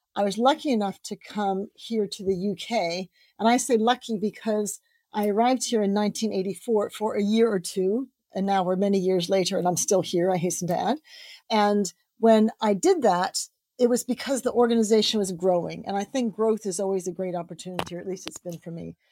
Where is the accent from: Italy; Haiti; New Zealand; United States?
United States; now in United Kingdom; I grew up in the States